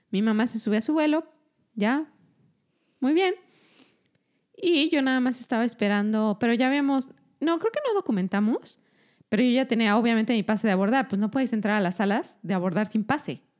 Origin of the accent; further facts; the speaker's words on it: Mexico; Yo soy mexicana.